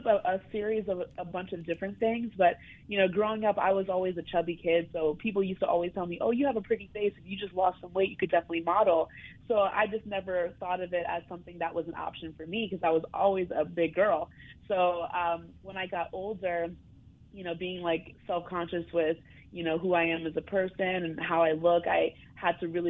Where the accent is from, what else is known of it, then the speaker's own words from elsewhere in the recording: Brooklyn, New York, United States; Well, I'm from Brooklyn, reside in Brooklyn.